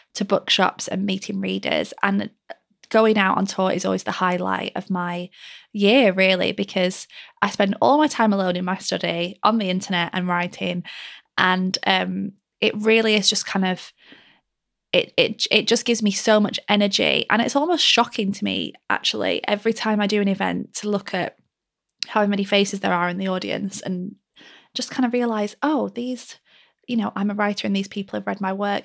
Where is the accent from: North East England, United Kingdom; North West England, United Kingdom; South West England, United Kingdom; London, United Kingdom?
North West England, United Kingdom; Lancashire; my rainy mill town that I grew up in Lancashire